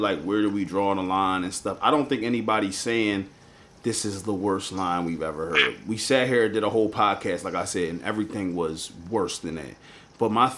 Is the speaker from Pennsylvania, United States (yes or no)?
yes; Philadelphia, Pennsylvania, United States; I'm just from Philly